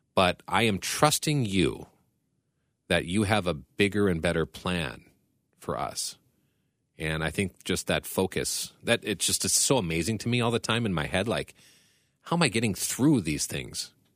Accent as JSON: {"language": "English", "country": "United States", "said": "as an American"}